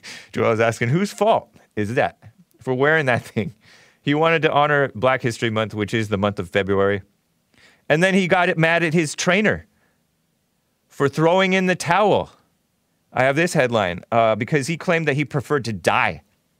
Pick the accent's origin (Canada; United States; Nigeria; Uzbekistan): Nigeria; also, I'm Nigerian, so maybe it's my ancestors in me.